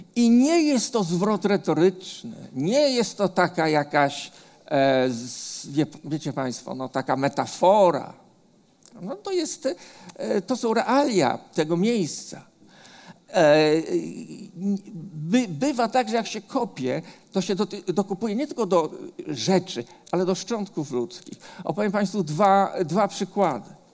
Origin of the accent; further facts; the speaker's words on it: Warsaw, Masovian Voivodeship, Poland; ja jako dziecko, bo ja się urodziłem na Muranowie